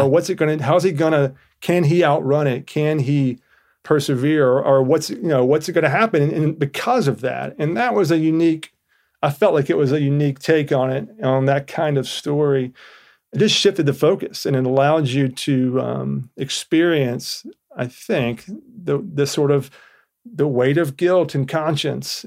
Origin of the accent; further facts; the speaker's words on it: Georgia, United States; I'm from Georgia